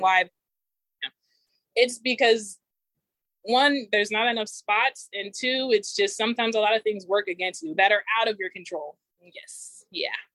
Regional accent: Inland Empire, California, United States; moved away as an adult; also born or lived in Oregon; I grew up in the Inland Empire

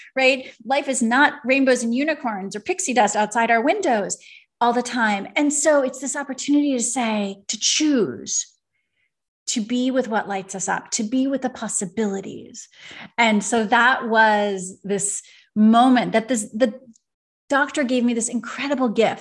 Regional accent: Venice, Veneto, Italy; I grew up, so I'm from Venice, Italy.

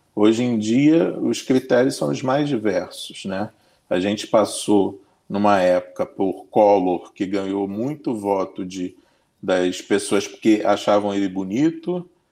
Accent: Brazil; Todos nós somos brasileiros

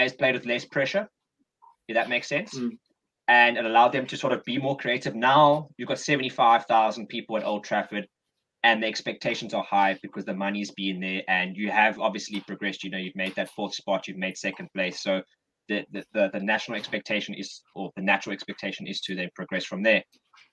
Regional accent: Cape Town, Western Cape, South Africa; we are four lads from Cape Town, South Africa

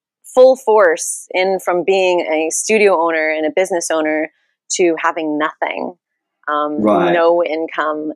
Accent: Santa Rosa, California, United States; also born or lived in Los Angeles; I grew up in Santa Rosa. So I grew up here

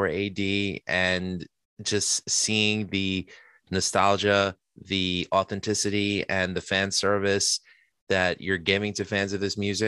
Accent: New York City, New York, United States; I'm Queens born and bred

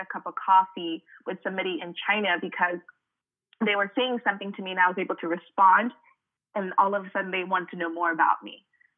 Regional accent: Cameroon; And even for me, growing up in Cameroon, I didn't really know what that meant because South Africa, is not super close to Cameroon

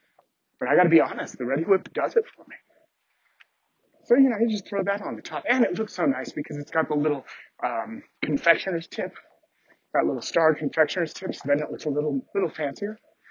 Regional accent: Canada; I've heard of America Online, even though I'm Canadian.

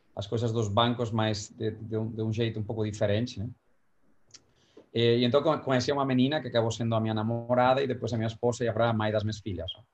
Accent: Valencia, Valencian Community, Spain; Portuguese is a second language; moved away as an adult; also born or lived in New York; now in São Paulo, Brazil; em Valência, que é de onde eu sou

